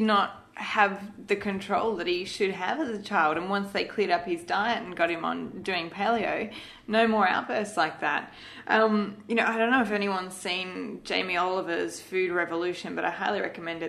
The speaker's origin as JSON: {"language": "English", "country": "Malaysia", "tie": "born or raised there", "said": "I grew up in Malaysia"}